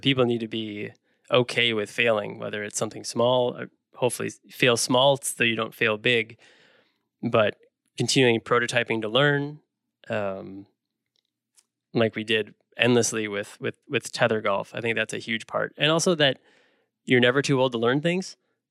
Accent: Milwaukee, Wisconsin, United States; I've been a fan for my whole life, basically, growing up in the Milwaukee area.

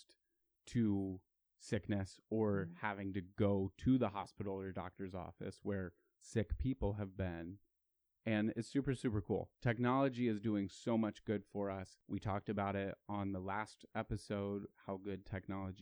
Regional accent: Ohio, United States; we're all from Ohio. We love Ohio

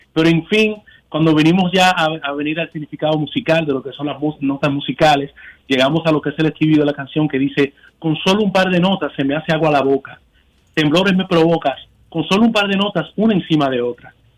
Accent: New York, United States; siendo neoyorquinos, latinos, nacidos en Nueva York.

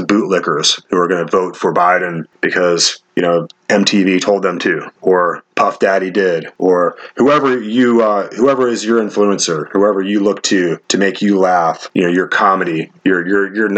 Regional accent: United States; as the American people

